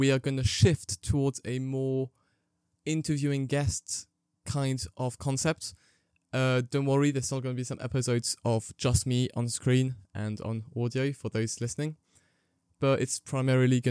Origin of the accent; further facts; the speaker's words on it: Belgium; moved away as an adult; now in Lancaster, United Kingdom; I am French and English, and I was raised in Belgium.